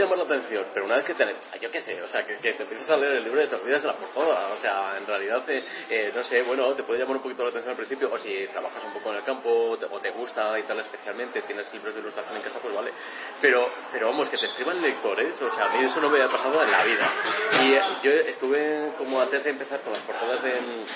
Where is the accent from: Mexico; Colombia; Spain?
Spain; Valladolid, Castile and León; yo soy de Valladolid y en aquella época pues tendría como 16 17 años